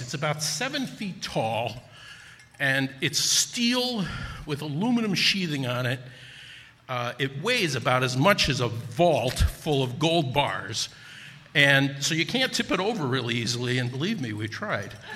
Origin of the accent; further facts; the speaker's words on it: Newark, New Jersey, United States; moved away as an adult; also born or lived in Wisconsin; I'm originally from Newark, New Jersey